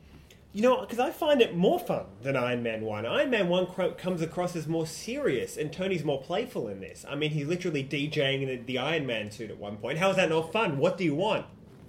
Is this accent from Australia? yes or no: yes; Australia; as an Australian